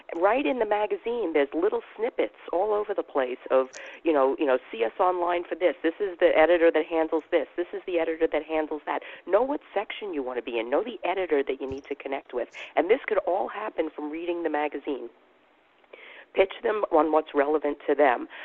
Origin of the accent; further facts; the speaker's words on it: New York, United States; I'm from New York